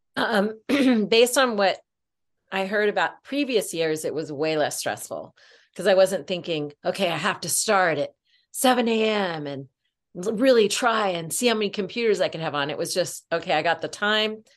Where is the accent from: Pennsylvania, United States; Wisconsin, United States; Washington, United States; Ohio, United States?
Washington, United States; I born and raised in Washington State